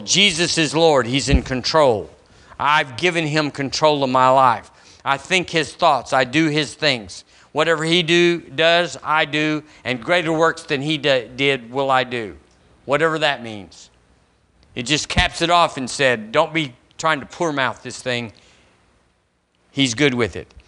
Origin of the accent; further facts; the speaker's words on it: United States; as an American